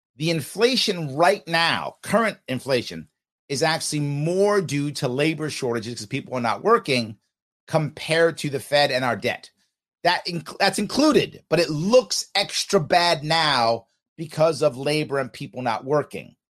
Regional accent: United States; I'm American

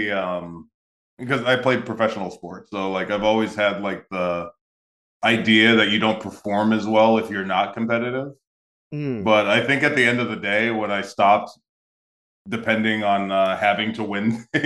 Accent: New England, United States; now in Orlando, United States; I'm from New England

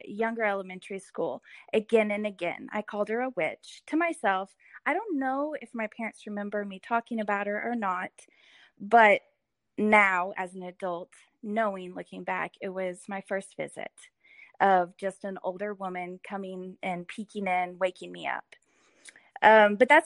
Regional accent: Edmond, Oklahoma, United States; I grew up in Edmond

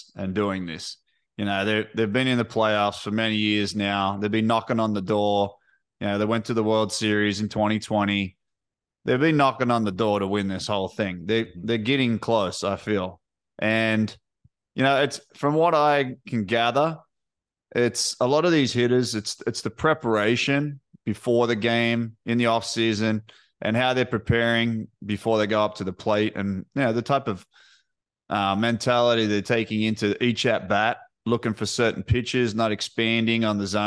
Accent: New South Wales, Australia; moved away; we're from New South Wales

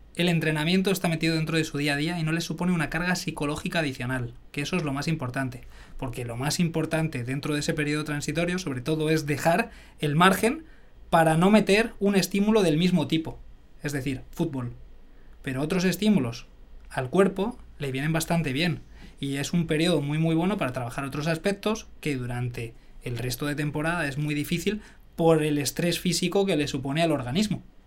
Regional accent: Arenas de San Pedro, Castile and León, Spain; moved away; also born or lived in Majadahonda; de un pueblecito de Ávila, de Arenas de San Pedro

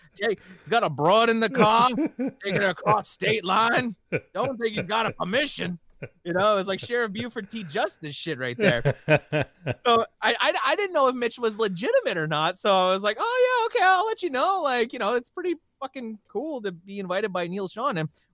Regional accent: Kahnawake, Quebec, Canada; Technically, I'm not Canadian, though. Technically, I'm indigenous. I'm North American Indian. I'm a Mohawk from Gunawaga with dual citizenship. So there's no border for me.

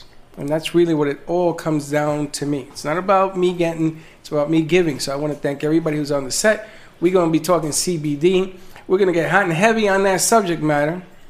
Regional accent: New York City, New York, United States; and my hometown, the Bronx.

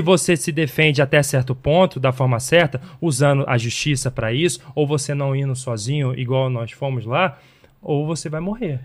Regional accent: Belford Roxo, Rio de Janeiro, Brazil; da onde eu vim, da Baixada Fluminense do Rio de Janeiro

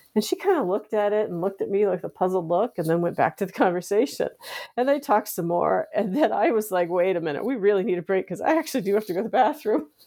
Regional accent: Washington, District of Columbia, United States; I grew up here in the United States, in the Washington D.C. area

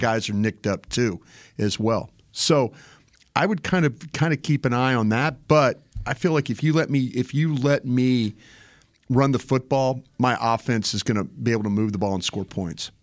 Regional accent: Dallas, Texas, United States; I'm from Dallas

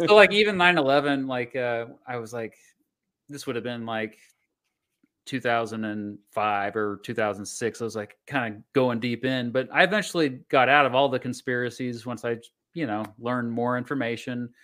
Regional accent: Augusta, Kansas, United States; I grew up by Wichita

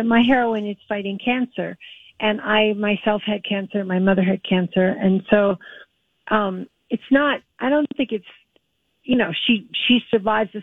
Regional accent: Minnesota, United States; now in New York, United States; I'm a Shakespeare professor who lives in New York, though I grew up in Minnesota

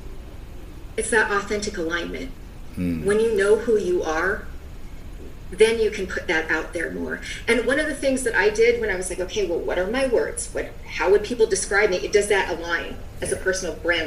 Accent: Seattle, Washington, United States; I'm from the Seattle area where there's more than a Starbucks on every corner

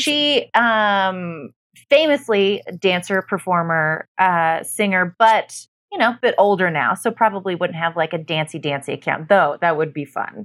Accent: Utah, United States; I was born in Utah, not Mormon

